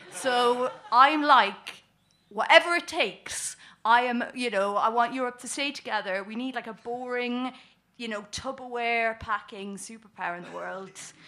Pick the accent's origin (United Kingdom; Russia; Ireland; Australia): Ireland; We're Irish.